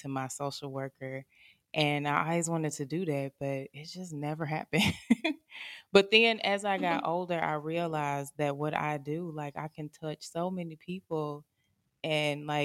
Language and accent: English; Minnesota, United States; moved away as an adult; I grew up in Minnesota.